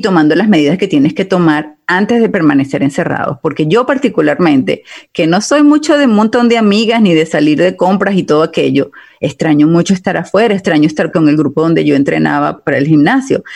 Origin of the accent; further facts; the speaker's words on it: Italy; now in United States; como yo soy italiana